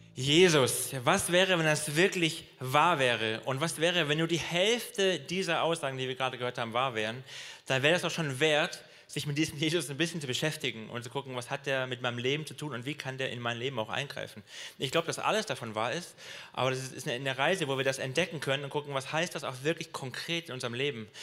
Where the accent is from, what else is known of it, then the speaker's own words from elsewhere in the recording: Swabia, Germany; ich bin Schwabe